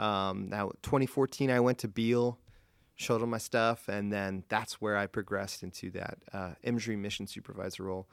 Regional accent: Gettysburg, Pennsylvania, United States; I'm from Gettysburg

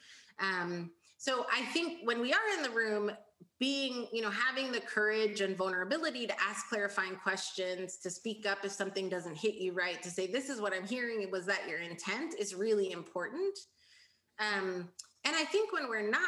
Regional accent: United States; as a first generation American, I was raised to be ambitious

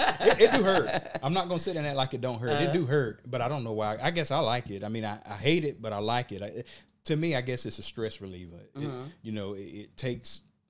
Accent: Georgia, United States; Okay. Well, I'm from Burke County.

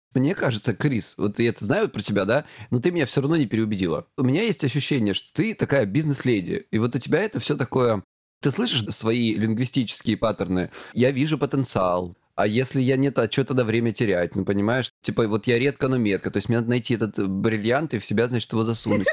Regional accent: Krasnodar Krai, Russia; я с Кубани

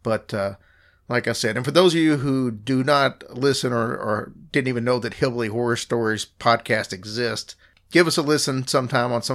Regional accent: Louisville, Kentucky, United States; I'm from Louisville

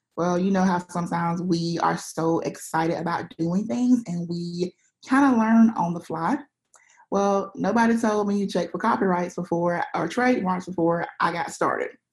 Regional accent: Alabama, United States; I live in Alabama, which is in a pretty small town

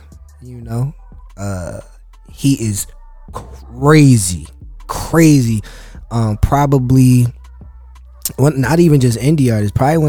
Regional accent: Philadelphia, Pennsylvania, United States; I'm from Philly, so shout out to Philly.

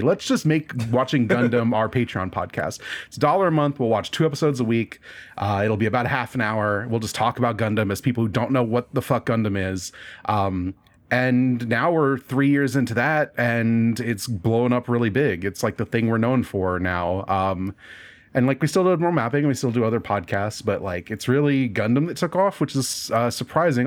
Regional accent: Nebraska, United States; I'm in Nebraska. I grew up in Nebraska

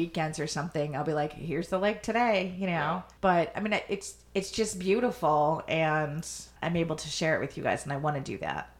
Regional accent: Chicago, Illinois, United States; I'm from Chicago and I've lived in Chicago and that's the body of water I know.

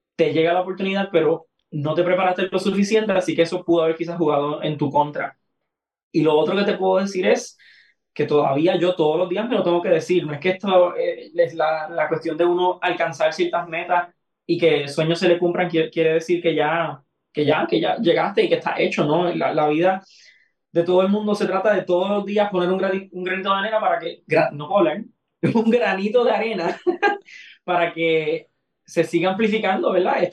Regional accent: Aguada, Puerto Rico; mi pueblo en Aguada, que mis familiares

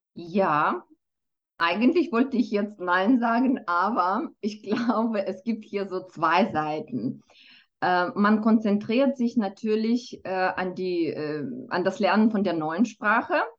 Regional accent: Moldova; first language Romanian and Russian; German is a second language; now in Switzerland; ich bin äh, selber zweisprachig aufgewachsen. Also ich komme ursprünglich aus Moldawien und schon als Kind habe ich Rumänisch und Russisch gelernt

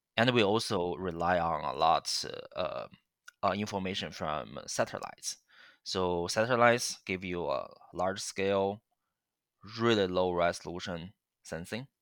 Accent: China; now in Waterloo, Canada; I, I, I grew up in China

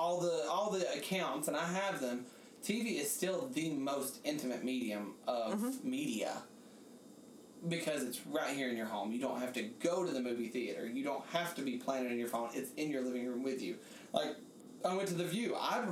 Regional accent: Alabama, United States; now in New York, United States; I'm from Alabama

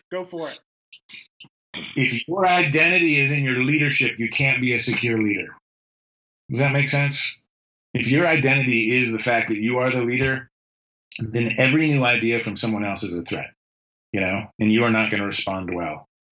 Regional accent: the North, United States; moved away; I grew up in the North. I grew up in a steel town in a blue, like blue collar steel town.

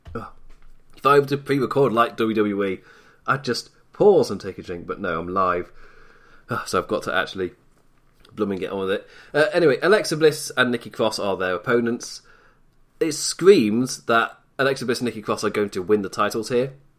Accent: England, United Kingdom; as an English, from an English perspective

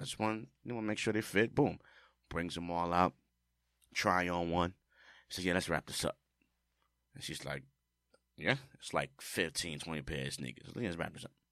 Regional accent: New York City, New York, United States; I'm from the Bronx.

